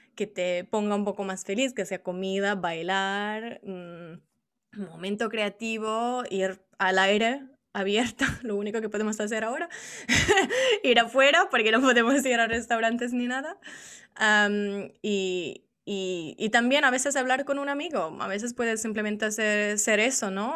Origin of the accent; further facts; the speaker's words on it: Italy; Spanish is a second language; originariamente soy italiana